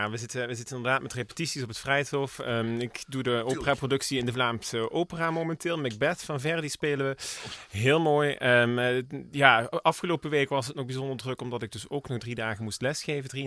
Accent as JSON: {"language": "Dutch", "town": "Heerlen", "region": "Limburg", "country": "Netherlands", "tie": "born there", "said": "Geboren in Heerlen."}